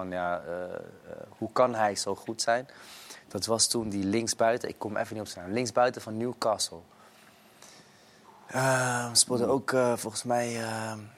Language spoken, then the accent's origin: Dutch; Netherlands; kijk, ik kwam natuurlijk uit Nederland, dus dat was heel veel voetballen.